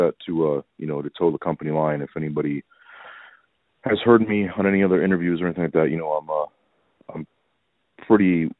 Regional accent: Chicago, Illinois, United States; I've grown up in the Chicagoland area.

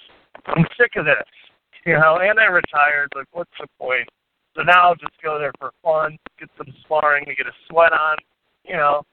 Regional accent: Munster, Indiana, United States; moved away; my hometown of Munster

